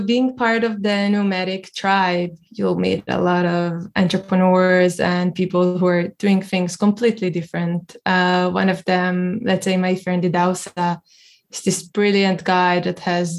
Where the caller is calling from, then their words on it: Tel Aviv, Tel Aviv District, Israel; I'm calling from Tel Aviv today, Israel.